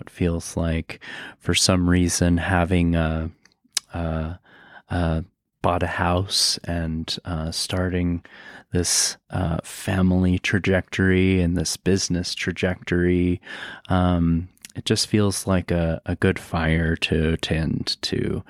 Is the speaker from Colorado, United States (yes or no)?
yes; Aurora, Colorado, United States; I grew up in Aurora. Um, it's a part of Denver